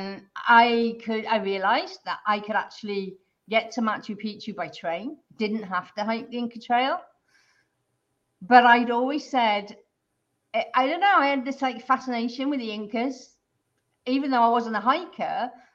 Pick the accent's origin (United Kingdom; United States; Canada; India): United Kingdom; I'm originally from the UK